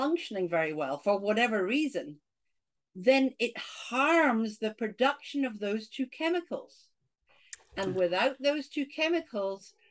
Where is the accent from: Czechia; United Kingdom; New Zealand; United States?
United Kingdom; Scotland; accent: Scottish; I grew up in Scotland